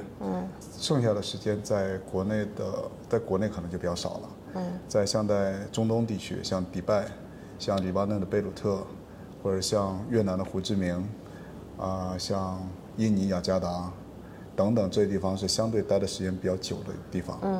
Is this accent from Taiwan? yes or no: no; Penglai, Shandong, China; moved away as an adult; also born or lived in Tianjin / Beijing; 然后我从小呢就是在蓬莱出生长大，然后后来有到天津去读书，再后来又到北京去工作，后来在北京曾经有定居，在那里生活蛮长的时间。